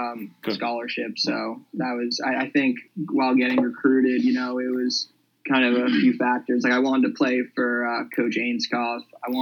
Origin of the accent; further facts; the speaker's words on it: Needham, Massachusetts, United States; And just Needham, it's kind of an athletic town